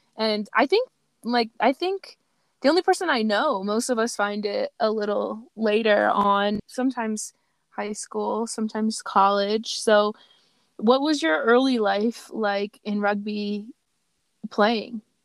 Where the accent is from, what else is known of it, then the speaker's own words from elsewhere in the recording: Baltimore, Maryland, United States; I grew up in Metro Baltimore too